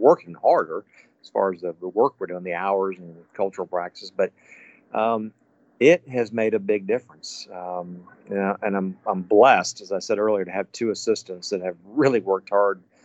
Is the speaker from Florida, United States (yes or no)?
yes; Tallahassee, Florida, United States; now in Naples, United States; I grew up in Tallahassee, Florida, and I grew up in a time when golf was not anything like it was today